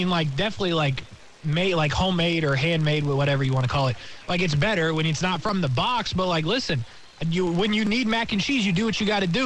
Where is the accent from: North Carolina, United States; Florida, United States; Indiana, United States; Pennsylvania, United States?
Indiana, United States; I'm from Indiana.